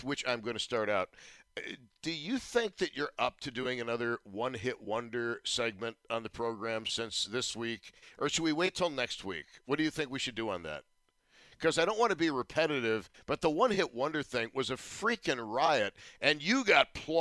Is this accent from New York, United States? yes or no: yes; Buffalo, New York, United States; I was from Buffalo